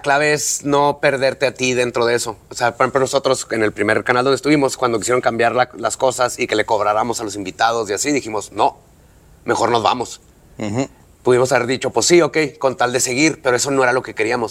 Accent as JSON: {"language": "Spanish", "town": "Ciudad Juárez", "region": "Chihuahua", "country": "Mexico", "said": "somos de Juárez"}